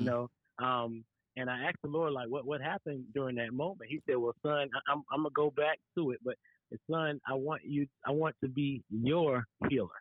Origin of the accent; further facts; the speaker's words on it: Florence, South Carolina, United States; we both are from South Carolina.